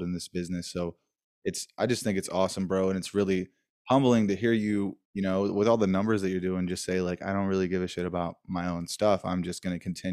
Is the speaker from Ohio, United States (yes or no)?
yes; Dayton, Ohio, United States; I'm from Dayton, Ohio